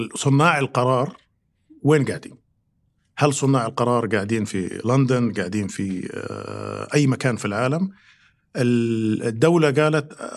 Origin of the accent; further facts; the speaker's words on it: Riyadh, Riyadh Province, Saudi Arabia; also born or lived in United States; انا مولود في الرياض